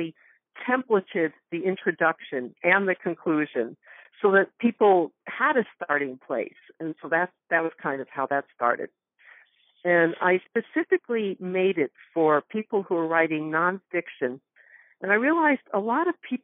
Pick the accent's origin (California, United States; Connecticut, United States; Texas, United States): Connecticut, United States; Northwest; moved away; I grew up in Connecticut. In fact, I just came back from there 2 days ago, Northwest Connecticut.